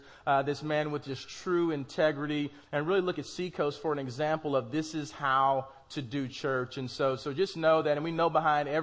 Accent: Oklahoma City, Oklahoma, United States; I am from Oklahoma City, Oklahoma

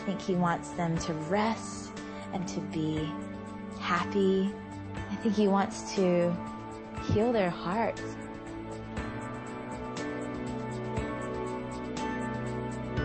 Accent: Georgia, United States; I grew up in Georgia, mostly at my grandmother's house because my mom and dad were divorced

